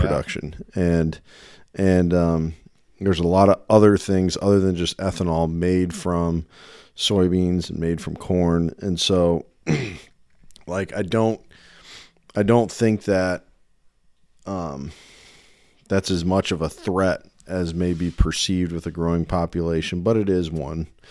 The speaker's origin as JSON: {"language": "English", "country": "United States", "tie": "born or raised there", "said": "I grew up in the Quad City area"}